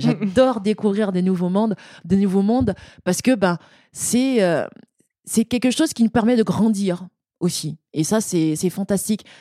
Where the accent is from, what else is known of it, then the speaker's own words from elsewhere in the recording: French Guiana; chez moi en Guyane